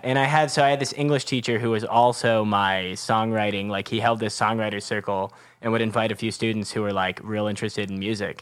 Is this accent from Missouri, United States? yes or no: no; Marin County, San Francisco Bay Area, California, United States; San Francisco Bay Area, just like north of the city in uh, Marin County